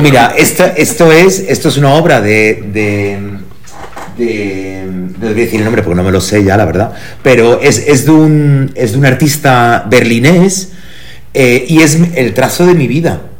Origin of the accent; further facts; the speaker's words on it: Germany; now in Spain; yo nací en Alemania